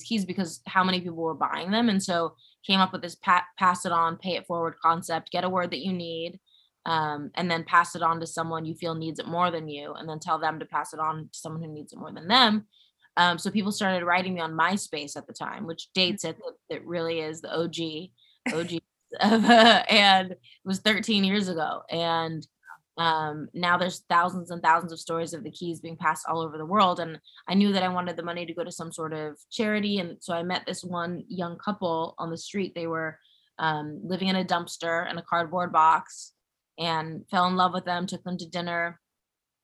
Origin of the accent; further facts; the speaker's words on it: Los Angeles, California, United States; I'm born and raised in Los Angeles, which is pretty rare